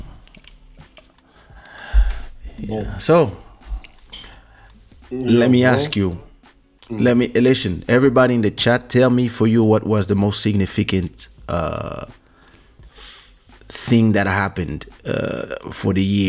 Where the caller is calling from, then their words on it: Florida, United States; I'm watching from Florida. It's extremely cold and it's 7:52 p.m.